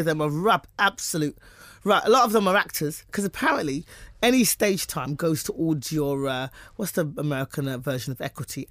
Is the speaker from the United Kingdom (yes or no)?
yes; United Kingdom; now in United States; I'm British